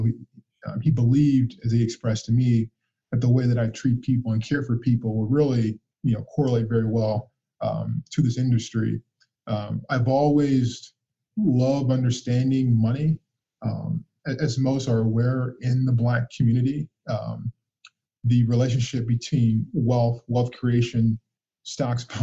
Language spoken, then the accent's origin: English; Muncie, Indiana, United States; Yeah, so my, as I mentioned, I was born and raised in Muncie.